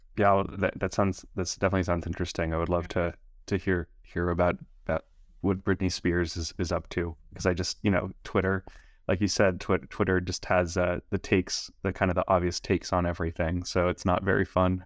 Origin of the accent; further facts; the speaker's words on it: Los Angeles, California, United States; I was born and raised in Los Angeles